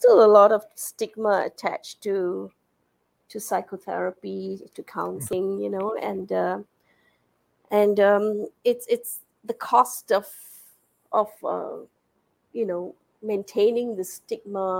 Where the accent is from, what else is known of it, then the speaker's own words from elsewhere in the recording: Singapore; moved away as an adult; now in United States; I'm a Singaporean. I have worked in the school system here for many years, 25 years as a biology teacher in a secondary school